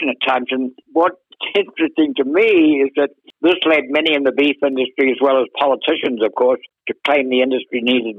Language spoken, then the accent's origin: English; Akaroa, Canterbury, New Zealand; moved away as an adult; also born or lived in London, United Kingdom; now in United States; I grew up actually in the deepest natural harbour in the southern hemisphere, Kerry, called Akaroa Harbour